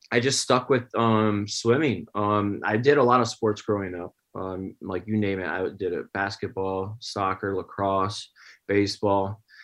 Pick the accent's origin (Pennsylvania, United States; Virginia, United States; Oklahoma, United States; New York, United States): New York, United States; Upstate New York. Yeah. Grew up there, and I was always around the swimming pool. My parents were swim coaches. So, I guess you could say I grew up on the pool deck.